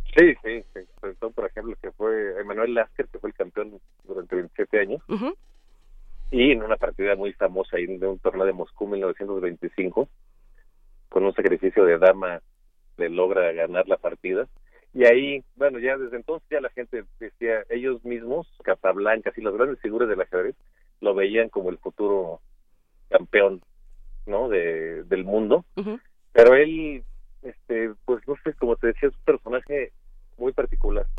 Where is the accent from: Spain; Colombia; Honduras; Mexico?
Mexico; como mexicanos, que no hay una gran tradición de ajedrez en nuestro país